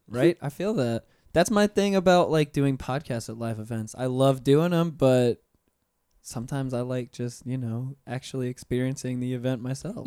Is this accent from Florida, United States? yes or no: yes; Pensacola, Florida, United States; moved away as an adult; now in Orlando, United States; I've been here for nine years now 'cause I'm originally from Pensacola